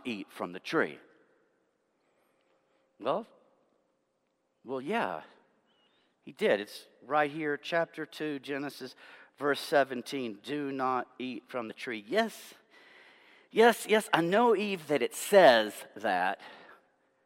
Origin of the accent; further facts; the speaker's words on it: Tennessee, United States; my home state of Tennessee